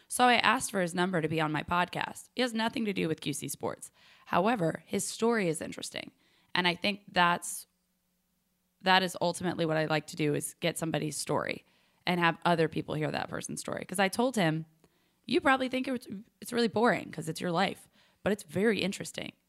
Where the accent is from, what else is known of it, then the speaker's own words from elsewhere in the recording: Charlotte, North Carolina, United States; also born or lived in Nashville, Tennessee; Nashville, Tennessee, but I was raised in Charlotte, so I claim Charlotte